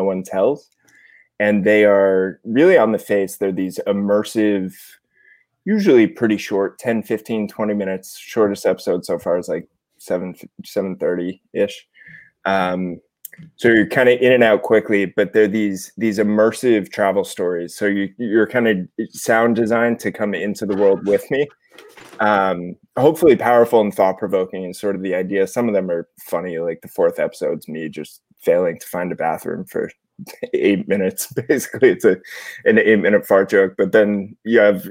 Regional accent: outside New York City, Connecticut, United States; moved away; also born or lived in Los Angeles; I'm from outside New York City, Connecticut, originally, about 45 minutes by train

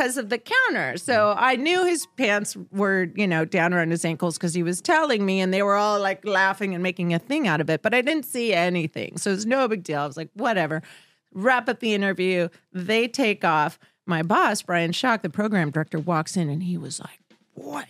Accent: Southern California, United States; growing up in Southern California, certainly I knew what 91X is

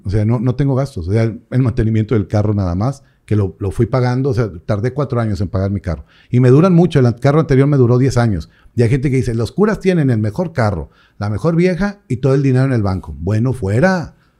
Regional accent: Mexico; como buenos mexicanos

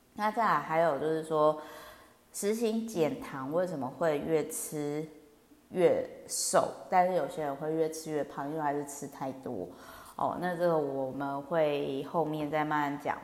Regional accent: Kaohsiung, Taiwan; now in Taipei, Taiwan; 因为我老家呢是乡下高雄

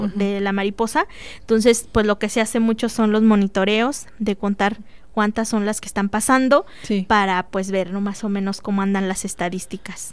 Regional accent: Monterrey, Nuevo León, Mexico; now in Celaya, Mexico; allá en mi tierra en Monterrey

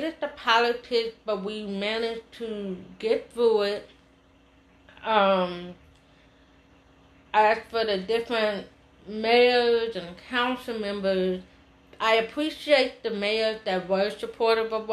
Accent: Oakland, California, United States; I'm from Oakland. My grandparents taught in Oakland School.

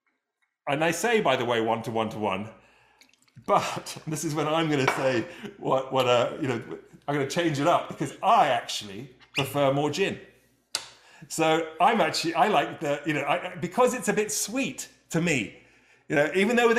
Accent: England, United Kingdom; I'm from England

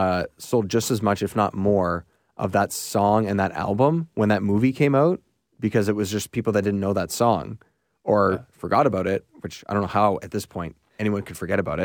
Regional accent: Canada; So. As the Canadian guys, and just in general, Mighty Ducks.

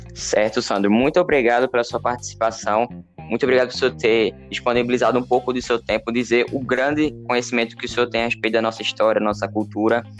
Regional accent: Northeast Region, Brazil; accent: Nordestino; a gente pensa, ou outras pessoas pensam que a gente tem um dialeto, né, nordestino, mas na verdade não, é um sotaque

